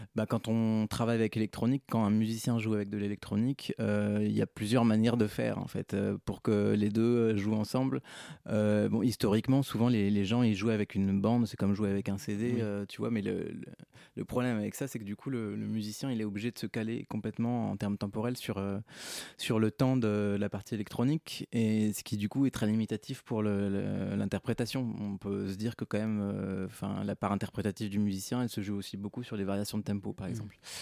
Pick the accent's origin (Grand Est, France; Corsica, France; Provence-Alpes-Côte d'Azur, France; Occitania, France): Provence-Alpes-Côte d'Azur, France; moved away; je suis né dans les Hautes-Alpes donc, euh, bah, j'habitais dans les Hautes-Alpes et donc j'étais au conservatoire dans les Hautes-Alpes